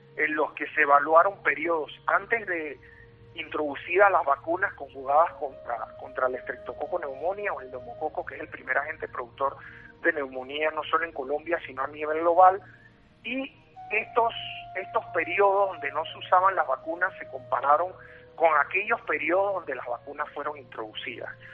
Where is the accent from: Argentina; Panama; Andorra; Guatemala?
Panama; soy panameño y radico aquí en Panamá